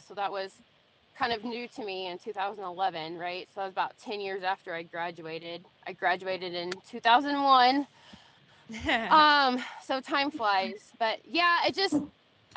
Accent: Central Coast, California, United States; moved away as an adult; now in Texas, United States; growing up in California on the Central Coast is cow horse country

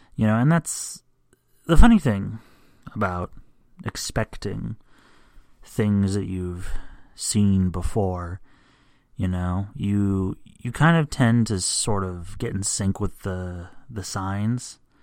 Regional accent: United States; as an American

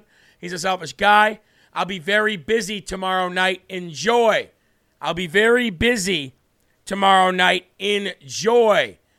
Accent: Wisconsin, United States; now in Georgia, United States; I grew up in Wisconsin, but now I live in GA.

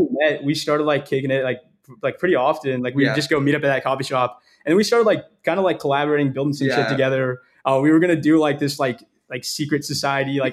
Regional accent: Northern California, United States; moved away as an adult; now in Los Angeles, United States; I grew up in Northern California. I moved out to LA like 2 or 3 years ago now.

